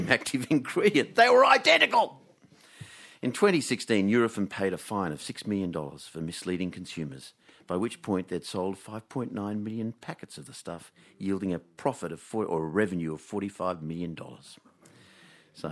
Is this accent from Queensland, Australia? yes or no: no; Canberra, Australian Capital Territory, Australia; When I was a teenager growing up in Canberra